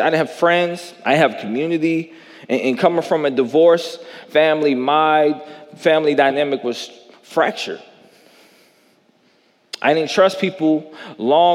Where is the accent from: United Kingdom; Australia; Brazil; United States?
United States; Jackson, Tennessee; I grew up in the South. I grew up in Jackson, Tennessee.